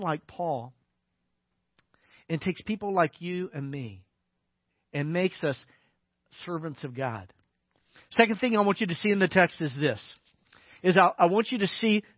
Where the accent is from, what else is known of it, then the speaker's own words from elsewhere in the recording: Little Rock, Arkansas, United States; moved away; I grew up in Little Rock, Arkansas